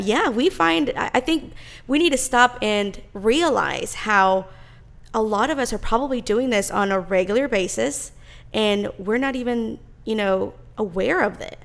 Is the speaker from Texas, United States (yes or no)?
yes; Texas, United States; I was born in Texas and I've lived here all my life